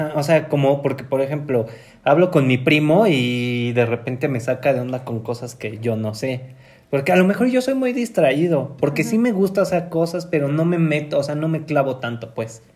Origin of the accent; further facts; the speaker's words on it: Mexico City, Mexico; somos de la Ciudad de México